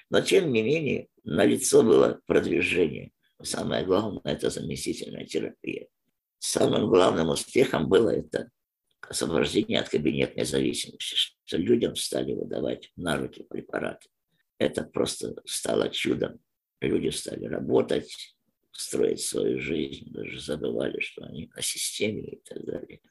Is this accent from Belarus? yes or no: no; Turkmenistan; moved away as an adult; now in Ukraine; Живу в Украине много лет, сам родом с Туркменистана.